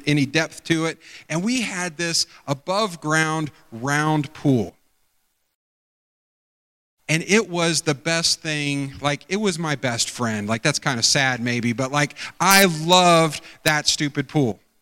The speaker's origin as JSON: {"language": "English", "area": "outside of Pickerington", "region": "Ohio", "country": "United States", "tie": "born or raised there", "said": "I grew up outside of Pickerington"}